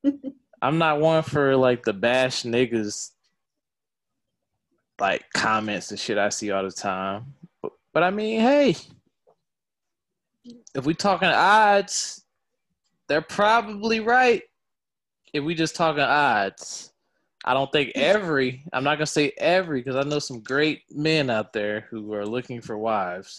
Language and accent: English; the South, United States; I'm from the South